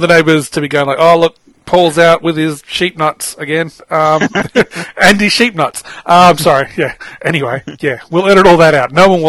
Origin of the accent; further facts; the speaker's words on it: Papua New Guinea; probably because I grew up in Papua New Guinea, which is, at the time, was a little bit underdeveloped.